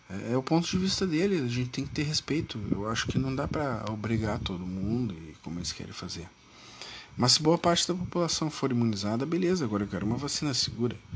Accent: Rio Grande do Sul, Brazil; Eu sou do Rio Grande do Sul, então eu tenho que dar minha opinião sobre o Brasil do Sul. Não adianta eu ficar falando e dizendo coisas se eu sou aqui do Rio Grande do Sul, né?

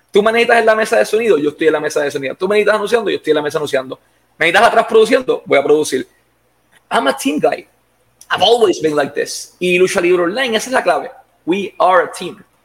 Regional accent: Puerto Rico; Yo me crié en el Tuque

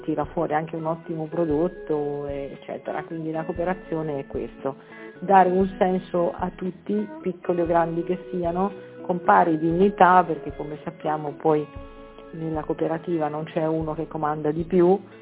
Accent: Campania, Italy; now in Marche, Italy; io sono nata in Campania

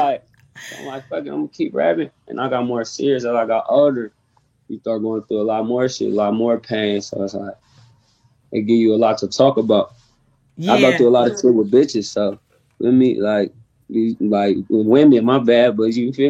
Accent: Bay Area, California, United States; also born or lived in Fresno, California; I'm from Fresno, you feel me? But I grew up in the Bay Area, so moving back and forth to there

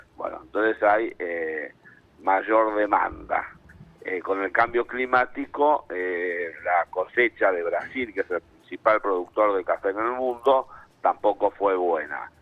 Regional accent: Argentina; soy argentino, vivo en Argentina

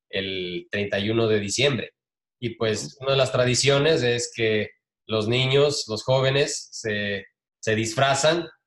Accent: Ecuador; también me acuerdo claramente que cuando crecimos en Ecuador hay una tradición del año viejo

